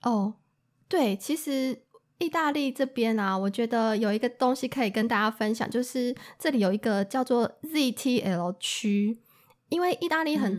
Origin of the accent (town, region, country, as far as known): Taiwan; moved away